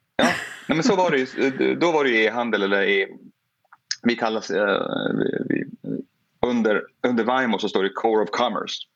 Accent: Porjus, Norrbotten County, Sweden; now in Chicago, United States; Jag kommer från Porjus. Mm. Det är liksom där jag har eh, vuxit, vuxit upp.

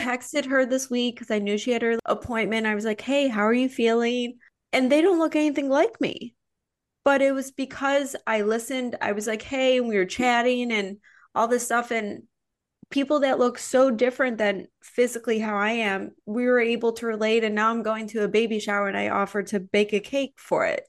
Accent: Midwest, United States; moved away; also born or lived in Chicago; I'm from the Midwest

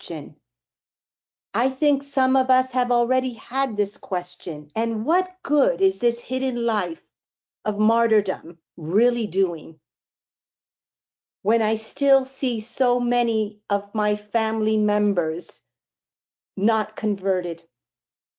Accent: Miami, Florida, United States; I'm from Miami.

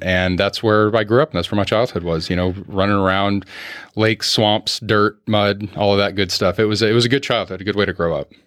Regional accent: Orlando, Florida, United States; also born or lived in Clermont, Florida; I'm one of the few born and raised in Orlando

